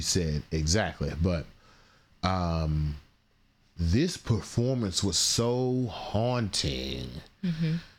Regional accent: Philadelphia, Pennsylvania, United States; I'm from Philly.

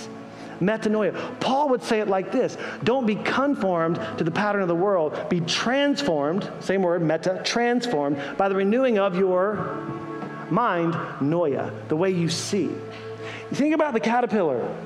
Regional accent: Greenville, South Carolina, United States; moved away; I grew up in Greenville, South Carolina

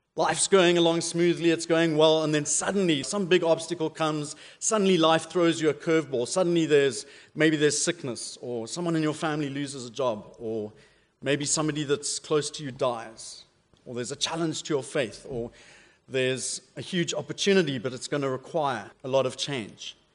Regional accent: South Africa; accent: South African; moved away; my South African accent's a bit weird

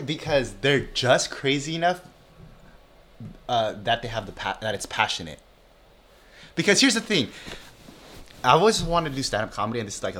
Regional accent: Chula Vista, California, United States; first language Tagalog; English is a second language; also born or lived in Philippines; Like I grew up like in San Diego, like South San Diego

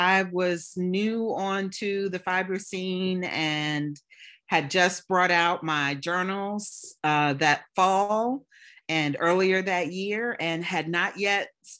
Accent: Richmond, Virginia, United States; now in Atlanta, United States; When I moved to Atlanta from Richmond, Virginia, and I figured the best way to get to meet people was through a shared, you know, hobby.

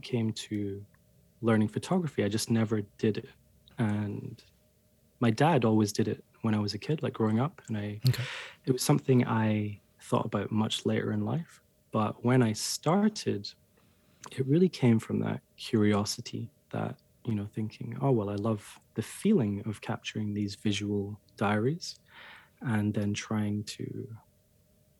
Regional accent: Scotland, United Kingdom; moved away; I'm from Scotland and I grew up. I hardly ever left Scotland

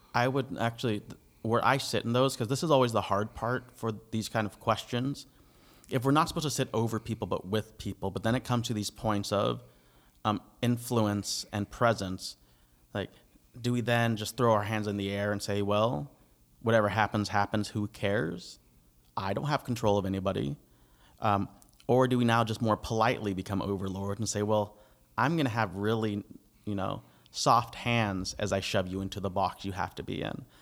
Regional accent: United States; now in Canada; I'm the American

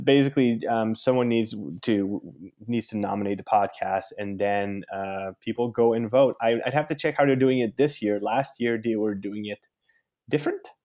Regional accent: Canada; I'm from Canada.

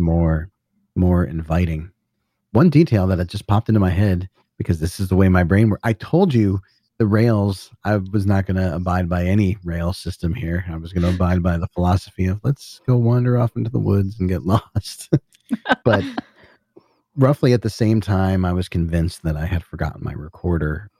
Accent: Northeast, United States; Northeast, so I grew up in the Northeast

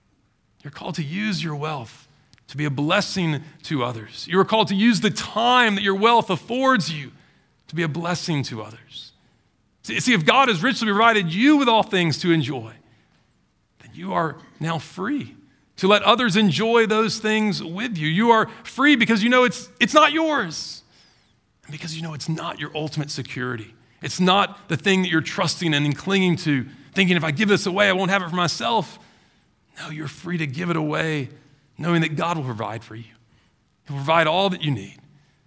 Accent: Baton Rouge, Louisiana, United States; You know, I grew up in Baton Rouge. You know, Mardi Gras is a big holiday down there, right?

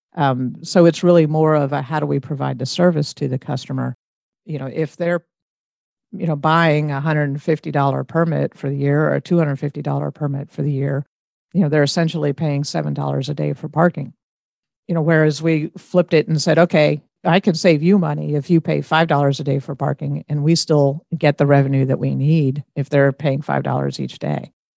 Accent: Roswell, Georgia, United States; moved away as an adult; also born or lived in Athens, Georgia; now in Bowling Green, United States; I grew up outside of Atlanta in Ro-, in the Roswell area

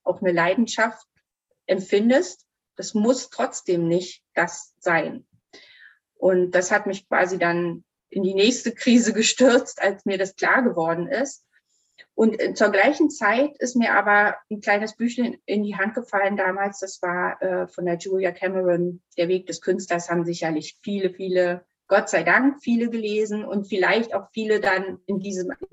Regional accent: East Germany, Germany; ich bin in der DDR groß geworden.

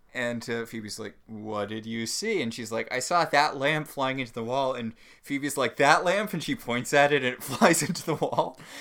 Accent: Connecticut, United States; now in Portland, United States; I grew up in Connecticut.

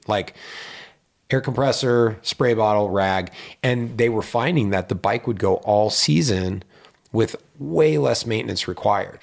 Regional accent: Pittsburgh, Pennsylvania, United States; now in Lake Tahoe, United States; when I grew up in Pittsburgh, Pennsylvania

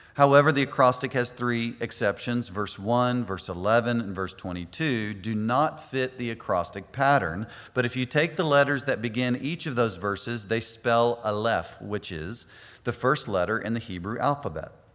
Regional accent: United States; us as Americans

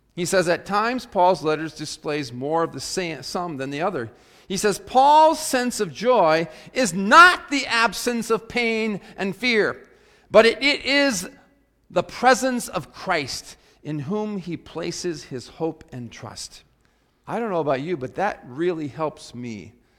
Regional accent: South Dakota, United States; growing up in South Dakota when I was in high school

